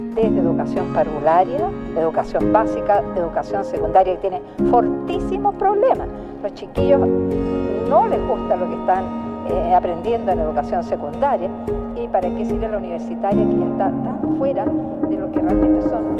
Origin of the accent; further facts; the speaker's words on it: Chile; como sociedad chilena